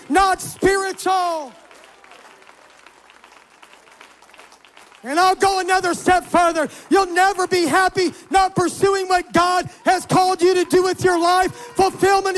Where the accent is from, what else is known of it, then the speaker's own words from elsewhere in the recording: Miami, Florida, United States; moved away as an adult; also born or lived in Jackson, Mississippi / St. Louis, Missouri; now in Atlanta, United States; I grew up in Miami, and when I was 20, I went to Bible college